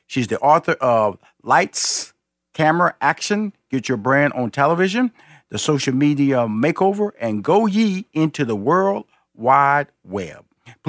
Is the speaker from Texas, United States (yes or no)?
yes; Texas, United States; I'm a Texan, so she's a Texan, so you know, got a little love there.